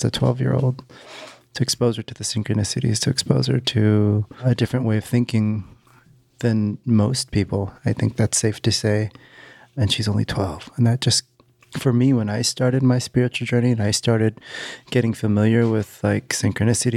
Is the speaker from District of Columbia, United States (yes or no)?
no; Northern California, United States; moved away as an adult; now in Los Angeles, United States; I'm from Northern California